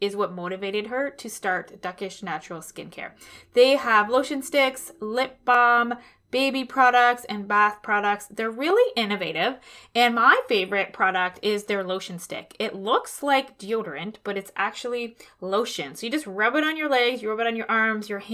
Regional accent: Toronto, Ontario, Canada; moved away as an adult; I am from Toronto. I spent most of my adult life up until 5 years ago living in the West End of the city.

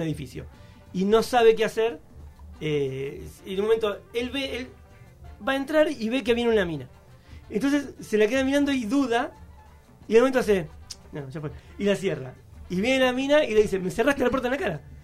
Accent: Buenos Aires, Argentina; soy de, acá de Almagro

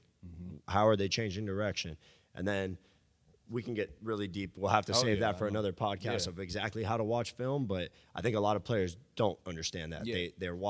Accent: Miami, Florida, United States; It was Dwayne Wade. I grew up in Miami.

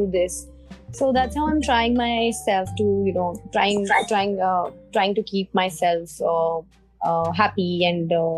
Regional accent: Mussoorie, Uttarakhand, India; moved away; I'm from Missouri. I've spent 22 years of my life in Missouri, which is a hill station in Uttarakhand.

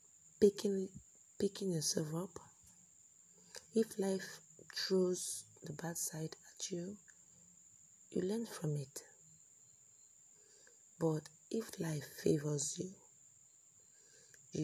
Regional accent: Nigeria; I'm a Nigerian

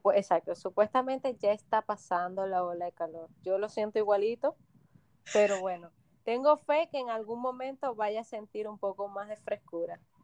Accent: Venezuela; moved away as an adult; now in Punta Cana, Dominican Republic; nosotros somos dos chicas venezolanas que decidimos emigrar hace un tiempo

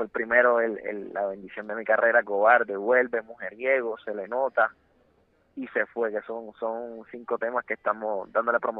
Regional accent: Puerto Rico; lo que está ocurriendo en mi país, Puerto Rico

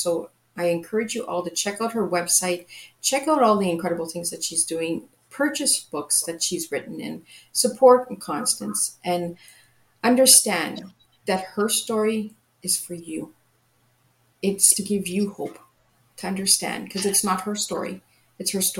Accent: Canada; I'm from Canada

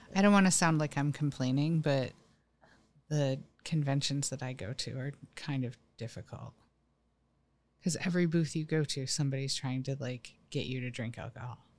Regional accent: East Coast, United States; moved away; I'm from the East Coast.

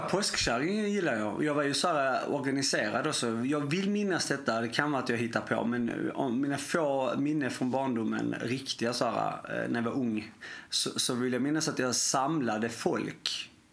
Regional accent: Sweden; jag är ju svensk

